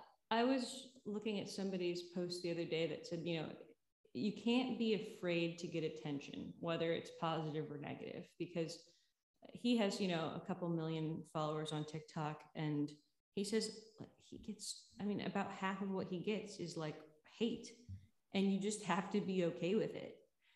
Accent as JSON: {"language": "English", "town": "New York City", "region": "New York", "country": "United States", "tie": "born or raised there", "also_born_or_lived": "Connecticut", "lives_now": "Cleveland, United States", "said": "So I was born in Connecticut. I was raised between New York City and Cleveland, Ohio. And then I went to school outside of Philadelphia, went to college in Massachusetts, then went back to New York, then went to LA. Then now I'm back in Cleveland"}